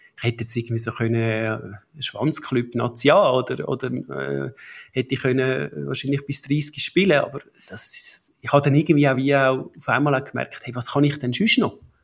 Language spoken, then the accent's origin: German; Buchs, Zurich, Switzerland; Wir sind zu Buchs im Zürcher Unterland aufgewachsen